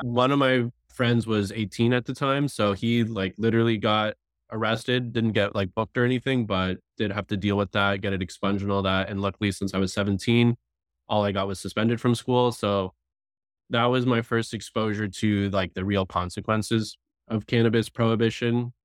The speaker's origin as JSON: {"language": "English", "region": "South Florida", "country": "United States", "tie": "born or raised there", "said": "I grew up in South Florida"}